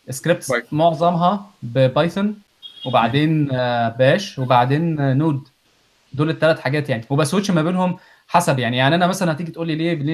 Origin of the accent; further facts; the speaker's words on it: Egypt; moved away; طلعنا من مصر